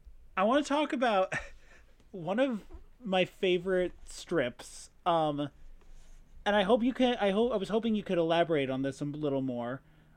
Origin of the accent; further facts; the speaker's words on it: Midwest, United States; yeah, we're both from the Midwest.